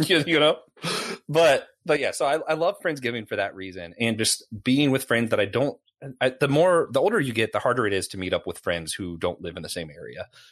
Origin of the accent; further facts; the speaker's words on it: Tennessee, United States; moved away; also born or lived in the Carolinas; Growing up in Tennessee where they have real barbecue, the tomato-based stuff, and then ending up in the Carolinas